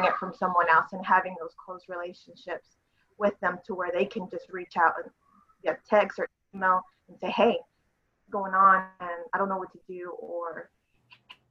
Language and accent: English; Waco, Texas, United States; also born or lived in Miami, Florida; Raised in Waco. I've been here all my life.